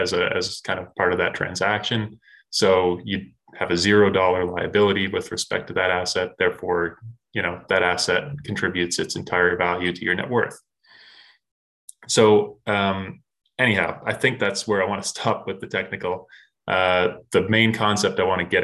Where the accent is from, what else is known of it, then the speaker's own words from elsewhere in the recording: Canada; as a Canadian growing up, this was not something that was really taught in schools